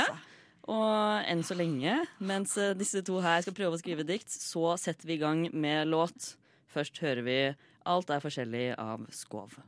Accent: Østfold, Norway; Jeg er fra Østfold

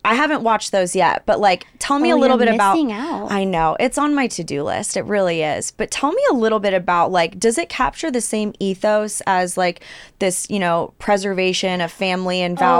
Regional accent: California, United States; now in Texas, United States; I'm not a native Texan. I'm a Californian. Don't come after me in the comments.

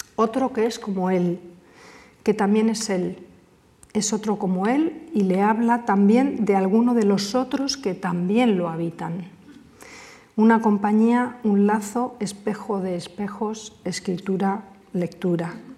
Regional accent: Cáceres, Extremadura, Spain; desde mi infancia, desde las ferias en Cáceres, cuando bajábamos a ver los fuegos a la Plaza Mayor

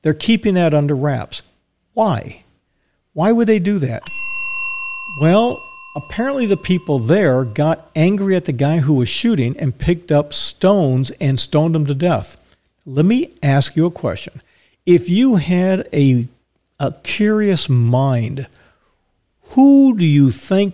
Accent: Dallas, Texas, United States; I was born in Dallas

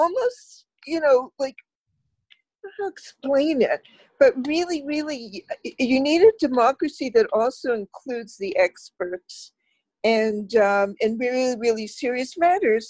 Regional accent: Canada; as a Canadian

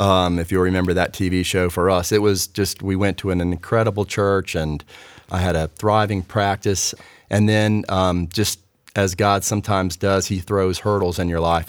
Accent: Raleigh, North Carolina, United States; growing up in Raleigh

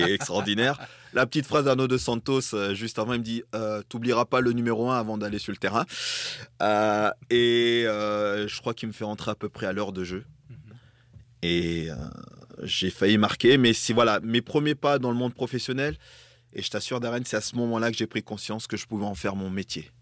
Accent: Grande-Synthe, Hauts-de-France, France; also born or lived in Dunkirk / Togo; je suis né à Dunkerque. Mes parents m'ont conçu à Brédune, euh, qui est pas très loin dans, le nord

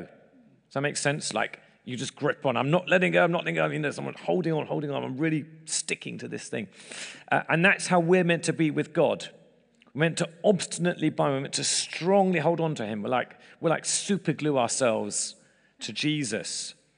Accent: England, United Kingdom; moved away as an adult; now in United States; we're English in America

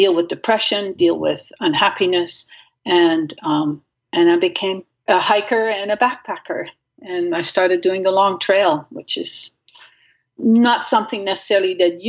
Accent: Netherlands; moved away; I grew up in Holland and without a car

